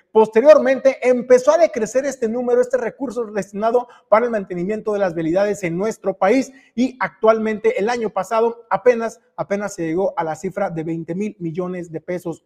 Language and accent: Spanish; Mexico